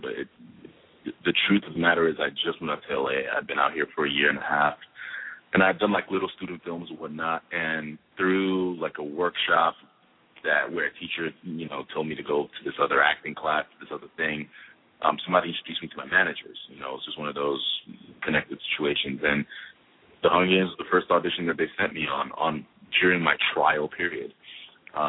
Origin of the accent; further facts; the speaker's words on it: Nigeria; moved away as an adult; now in Los Angeles, United States; grew up in Nigeria, moved to America for academic reasons